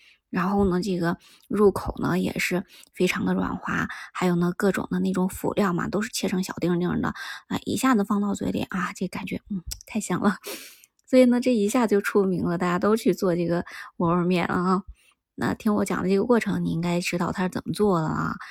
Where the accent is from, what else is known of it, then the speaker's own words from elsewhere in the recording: Shaanxi, China; 我们陕西人喜欢吃辣椒嘛